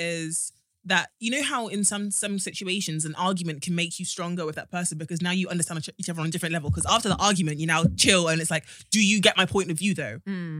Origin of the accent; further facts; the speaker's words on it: South West England, United Kingdom; So like I said, I grew up in Wiltshire, predominantly white area.